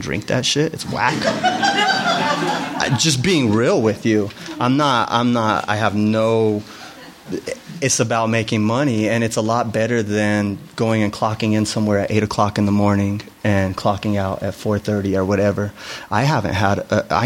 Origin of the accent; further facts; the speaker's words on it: Denver, Colorado, United States; I grew up in Chicano culture in Denver